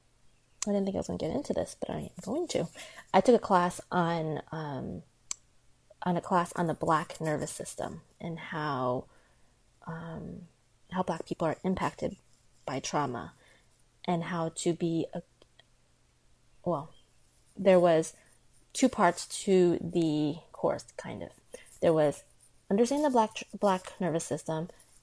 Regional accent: United States; I'm Chinese American, I was born in America

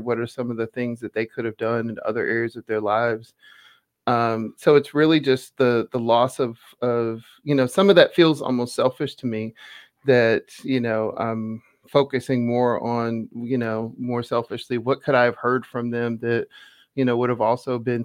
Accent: Atlanta, Georgia, United States; moved away; I grew up in Atlanta

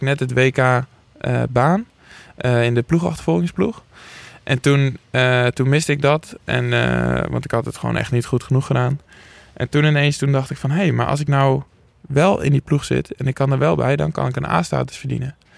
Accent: Schalkwijk, Utrecht, Netherlands; ik kom dus uit Schalkwijk

